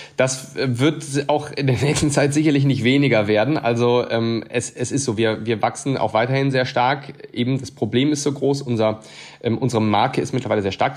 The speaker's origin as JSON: {"language": "German", "town": "Siegburg", "region": "North Rhine-Westphalia", "country": "Germany", "tie": "born or raised there", "also_born_or_lived": "Cologne", "said": "Also wir kommen hier aus der Region. Allerdings in Siegburg."}